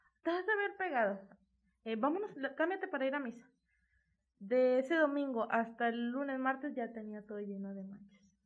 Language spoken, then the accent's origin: Spanish; Monterrey, Nuevo León, Mexico; aquí en Nuevo León